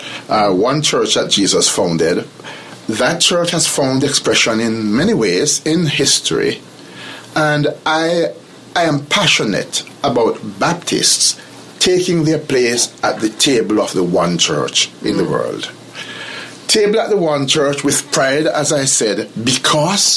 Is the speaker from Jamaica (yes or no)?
yes; Jamaica; I'm from Jamaica, and Jamaica is a very small country